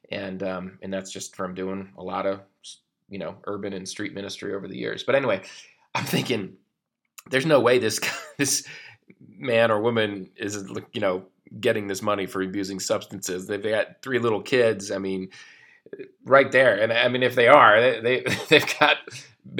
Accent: Michigan, United States; moved away; I was from Michigan

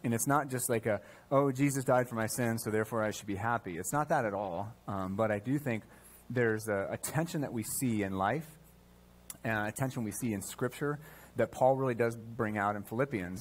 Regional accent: United States; as an American

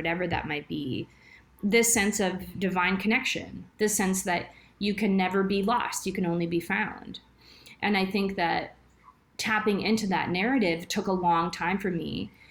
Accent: Texas, United States; moved away as an adult; now in Alberta, Canada; I'm from Texas originally, and now I moved to Canada almost 20 years ago

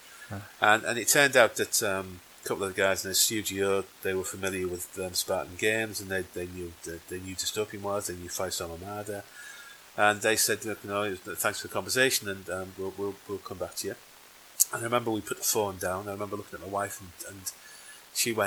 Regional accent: Yorkshire and the Humber, United Kingdom; I'm from Yorkshire

